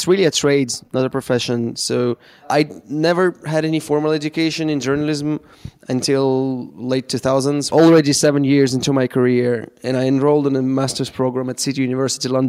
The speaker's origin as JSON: {"language": "English", "region": "Moscow", "country": "Russia", "tie": "born or raised there", "said": "I'm in Moscow right now, in my hometown"}